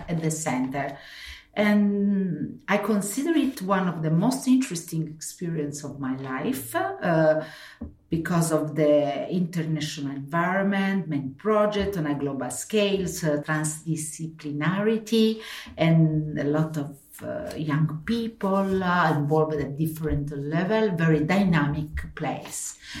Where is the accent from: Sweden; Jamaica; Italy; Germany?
Italy; Sicily; English is a second language; now in Rome, Italy; I'm from Sicily